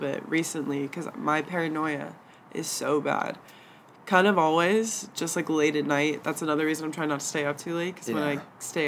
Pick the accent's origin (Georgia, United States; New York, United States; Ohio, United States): Georgia, United States; Atlanta; moved away as an adult; now in Los Angeles, United States; I grew up in the suburbs of Atlanta